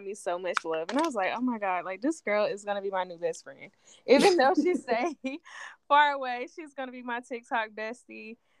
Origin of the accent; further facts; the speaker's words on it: South Carolina, United States; as Allie just said. I'm from South Carolina.